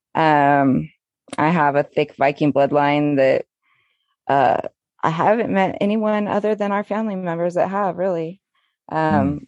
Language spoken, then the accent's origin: English; California, United States; I was born and raised in California